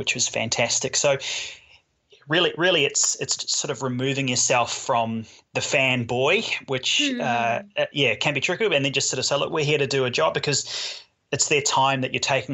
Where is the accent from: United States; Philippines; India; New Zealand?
New Zealand; moved away as an adult; now in Australia; I grew up mainly in New Zealand, most of my adult years have been in Australia